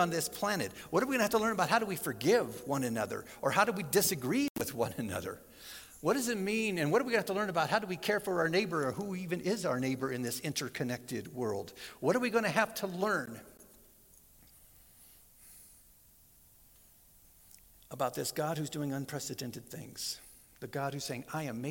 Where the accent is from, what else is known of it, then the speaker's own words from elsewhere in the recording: Southern California, United States; I grew up in Southern California